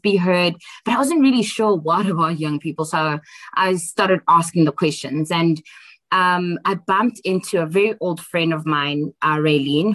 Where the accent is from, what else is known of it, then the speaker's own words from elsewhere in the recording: Johannesburg, Gauteng, South Africa; also born or lived in Tembisa / Eastern Cape; mostly grew up in Alexandra Township most of my life until I was about 18 years old